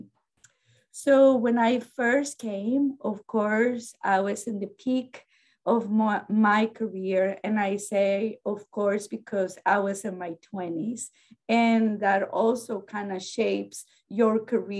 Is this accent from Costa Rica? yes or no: yes; Costa Rica; English is a second language; moved away as an adult; now in United States; And I am from Costa Rica in Central America. I have been in this country for probably about 30 years now.